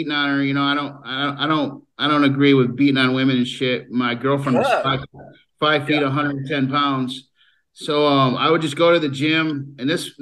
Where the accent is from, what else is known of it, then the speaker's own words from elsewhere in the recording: Lansing, Michigan, United States; I was just a poor kid growing up in Lansing, Michigan